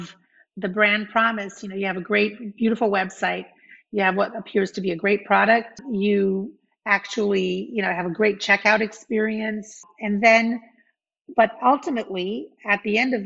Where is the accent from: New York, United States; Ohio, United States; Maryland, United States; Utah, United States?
New York, United States; New York City; moved away as an adult; I grew up in Brooklyn, New York. So I'm you know, far away from where I grew up